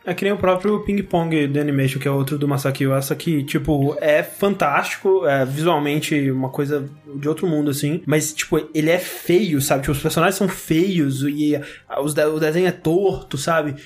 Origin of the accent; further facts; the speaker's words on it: Brazil; a gente é brasileiro